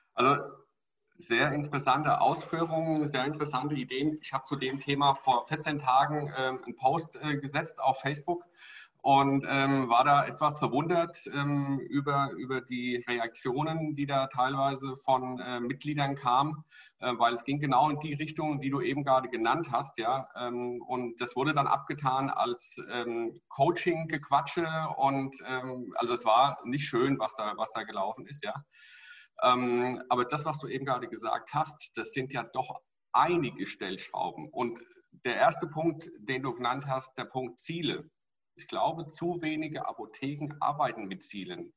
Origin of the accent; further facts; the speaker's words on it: Hesse, Germany; Bei uns in Hessen